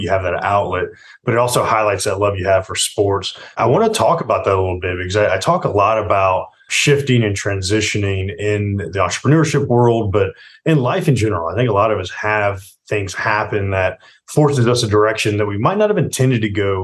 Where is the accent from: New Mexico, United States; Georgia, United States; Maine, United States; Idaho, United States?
Georgia, United States; Atlanta; I'm Atlanta, born and raised in Atlanta